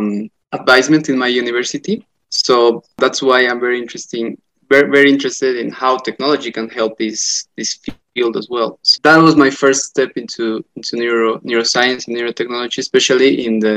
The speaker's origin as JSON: {"language": "English", "region": "La Paz", "country": "Bolivia", "said": "I am from La Paz, Bolivia"}